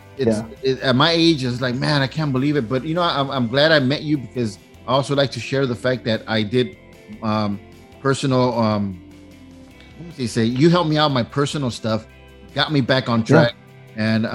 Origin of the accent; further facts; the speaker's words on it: Huntington Park, California, United States; I grew up in Huntington Park